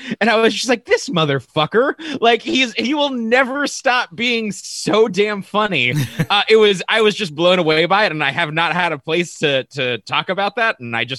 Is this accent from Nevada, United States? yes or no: yes; Las Vegas, Nevada, United States; growing up in Las Vegas, there's a ton more exotic pets.